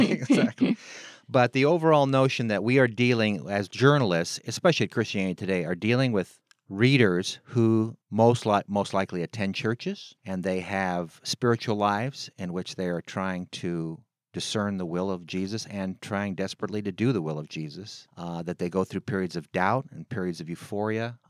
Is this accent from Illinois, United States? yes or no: no; San Francisco, California, United States; I was born on August twenty-fourth, nineteen fifty-two at Saint Francis Hospital in San Francisco, California